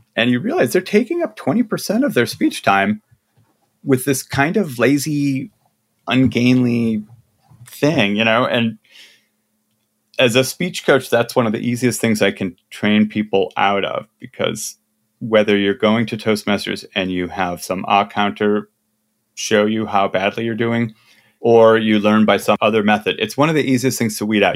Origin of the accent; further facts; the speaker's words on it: Midwest, United States; I'm from the Midwest.